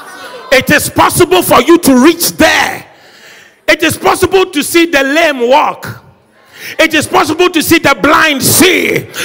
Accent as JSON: {"language": "English", "town": "Accra", "region": "Greater Accra", "country": "Ghana", "tie": "born or raised there", "said": "I was raised in Sukula. Nobody wants to come from that part of Accra"}